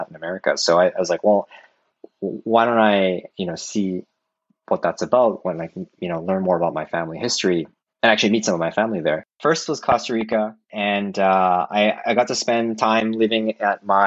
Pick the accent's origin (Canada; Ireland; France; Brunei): Canada; moved away as an adult; now in Tokyo, Japan; I've been born and raised in Canada, and I identify as Canadian